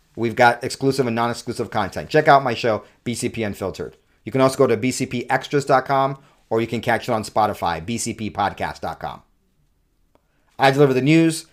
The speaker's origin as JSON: {"language": "English", "region": "California", "country": "United States", "tie": "born or raised there", "also_born_or_lived": "New York City, New York, United States", "moved": "as an adult", "lives_now": "Utah, United States", "said": "I was born in New York City, raised mostly in California, spent half my childhood in New York and half my childhood in California."}